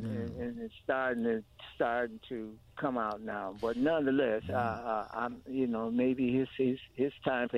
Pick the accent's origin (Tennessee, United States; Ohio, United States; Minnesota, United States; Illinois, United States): Illinois, United States; Chicago; moved away; I'm from Chicago.